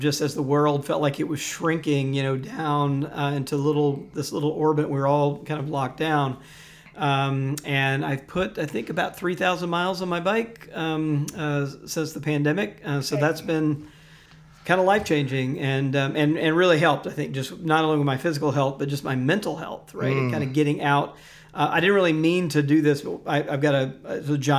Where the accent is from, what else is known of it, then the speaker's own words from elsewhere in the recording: Jackson, Mississippi, United States; moved away; I grew up Southern Baptist in Jackson, Mississippi.